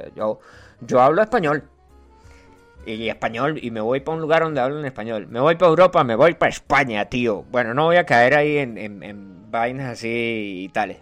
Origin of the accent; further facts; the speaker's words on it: Venezuela; yo soy venezolano